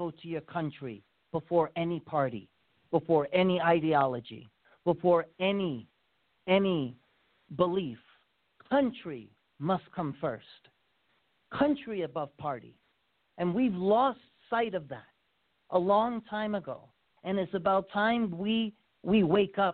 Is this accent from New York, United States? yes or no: yes; New York's 16th congressional district, United States; moved away; That is my former congressional district. I was born and raised in District 16